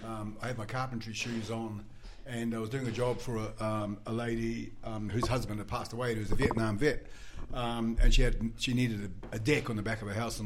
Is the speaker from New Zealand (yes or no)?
yes; New Zealand; accent: Kiwi; moved away; also born or lived in Australia; You know, I'm a Kiwi.